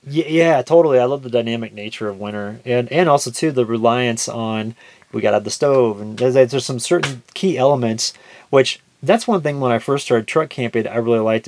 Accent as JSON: {"language": "English", "region": "Kansas", "country": "United States", "said": "We're all from Kansas."}